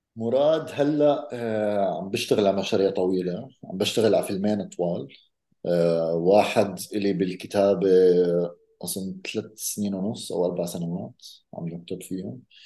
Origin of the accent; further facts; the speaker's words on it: Amman, Amman Governorate, Jordan; انا ربيت بعمان